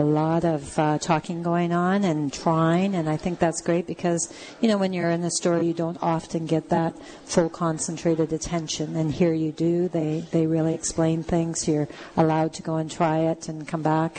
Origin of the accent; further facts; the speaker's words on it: Canada; as Canadian women living in a, an area like southwestern Ontario